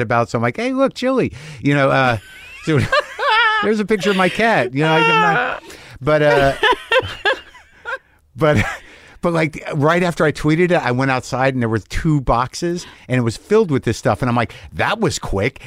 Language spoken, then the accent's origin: English; Albuquerque, New Mexico, United States; I grew up in Albuquerque.